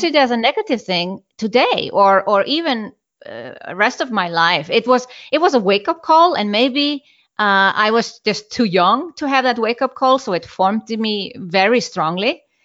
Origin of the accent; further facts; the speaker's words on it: Iceland; moved away; I'm from Iceland